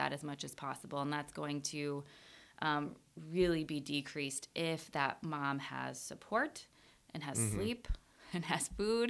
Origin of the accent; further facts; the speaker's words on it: Iowa, United States; started working at the local nursing home in my hometown. I'm from a very small town in Iowa.